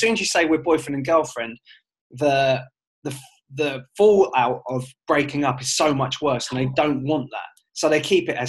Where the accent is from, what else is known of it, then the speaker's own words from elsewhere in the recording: United Kingdom; moved away; as a British person